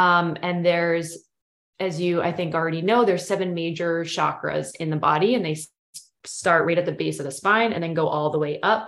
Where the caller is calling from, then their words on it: Portland, Maine, United States; So I'm tuning in from Portland, Maine, from East Coast, pretty much have always lived on the East Coast.